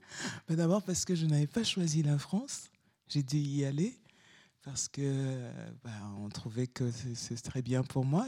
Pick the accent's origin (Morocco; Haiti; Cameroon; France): Cameroon; Douala, Littoral; moved away as an adult; now in Lomé, Togo; là où j'habite, à Lomé, le quartier de ma toute petite enfance à Douala